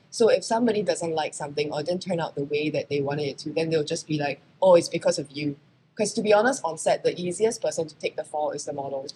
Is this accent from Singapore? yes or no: yes; Singapore; moved away as an adult; also born or lived in New York, United States; I am a Singaporean model who happened to be very lucky and had most of my career in the US, in New York